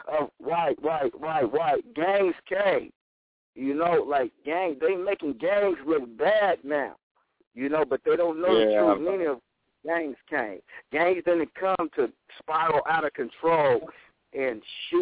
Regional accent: Portland, Oregon, United States; I'm from Portland, Oregon

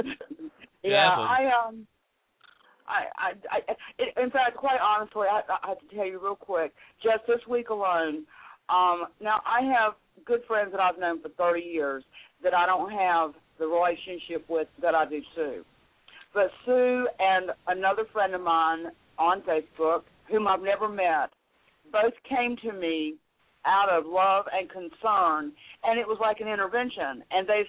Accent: North Carolina, United States; accent: southern; also born or lived in Florida; I was born in North Carolina. I've lived all over Florida, North Carolina. But North Carolina is what I call home

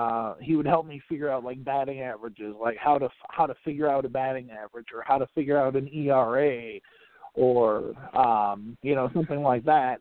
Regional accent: St. Paul, Minnesota, United States; I'm born and raised, lifelong Minnesotan

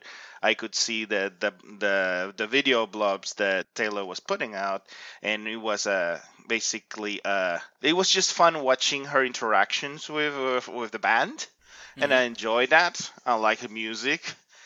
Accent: Ecuador; moved away as an adult; now in Canada; I come originally from Ecuador

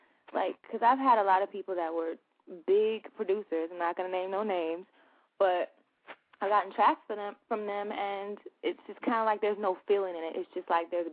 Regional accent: San Diego, California, United States; now in Los Angeles, United States; I'm actually from San Diego

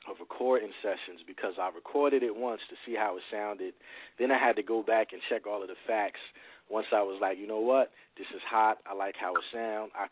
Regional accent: New Brunswick, New Jersey, United States; I've lived all over New Brunswick, but I, I grew up pretty much on Livingston and Townsend, and, and then we moved from there to Redmond.

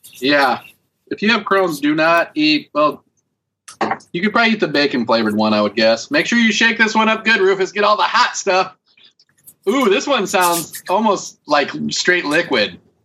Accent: United States; I am American

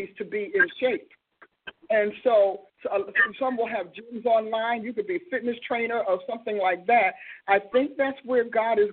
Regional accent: New Jersey, United States; born or raised there

